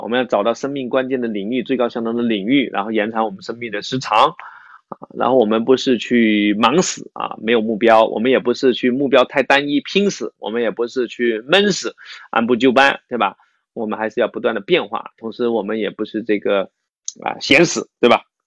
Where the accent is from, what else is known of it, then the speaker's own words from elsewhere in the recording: Fujian, China; 我是福建人